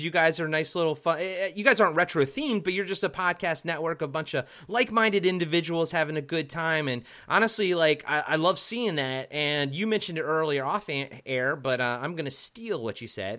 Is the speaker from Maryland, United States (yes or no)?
yes; Maryland, United States; moved away; also born or lived in Towson, Maryland / White Marsh, Maryland; I'm from Maryland